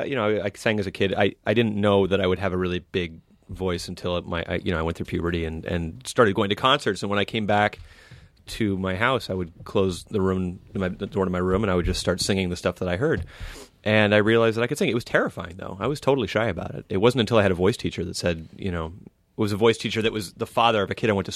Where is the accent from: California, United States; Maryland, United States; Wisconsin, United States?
California, United States; Los Angeles; I was born and raised here in Los Angeles.